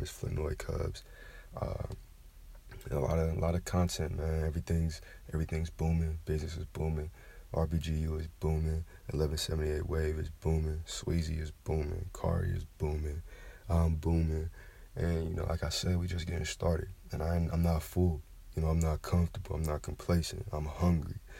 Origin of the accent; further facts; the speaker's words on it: Kentucky, United States; now in Georgia, United States; Like I'm from the South originally. You know, I'm from Kentucky. I was born in Kentucky. Um, now I'm in Georgia.